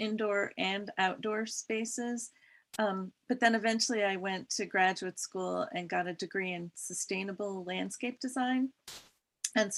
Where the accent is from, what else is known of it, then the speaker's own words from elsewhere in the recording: Massachusetts, United States; I grew up in Massachusetts in a suburb